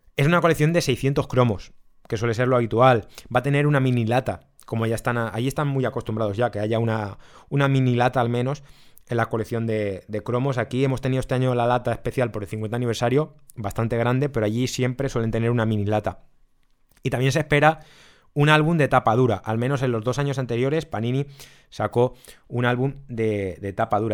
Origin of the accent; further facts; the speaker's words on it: Spain; nosotros somos españoles